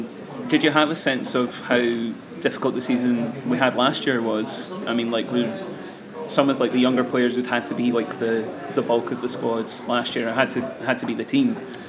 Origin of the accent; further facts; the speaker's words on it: Livingston, Scotland, United Kingdom; I'm from Livingston